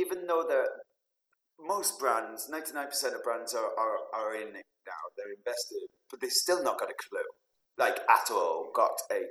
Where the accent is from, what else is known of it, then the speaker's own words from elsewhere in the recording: Manchester, North West England, United Kingdom; It's from my hometown, Manchester